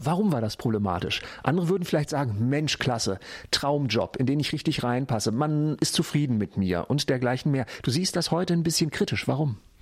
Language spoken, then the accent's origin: German; Hanover, Lower Saxony, Germany; in meiner Heimatstadt Hannover